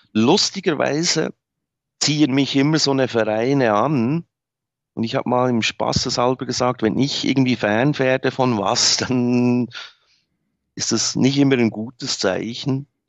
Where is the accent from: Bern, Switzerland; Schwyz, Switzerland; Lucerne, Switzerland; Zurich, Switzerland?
Bern, Switzerland; moved away as an adult; also born or lived in Berlin; geboren bin ich da. Ich bin außerhalb groß geworden